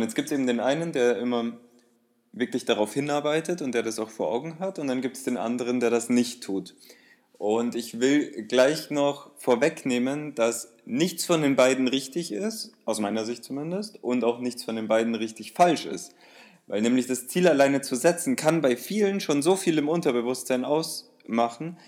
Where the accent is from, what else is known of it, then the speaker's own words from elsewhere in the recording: Bavaria, Germany; bei uns in Bayern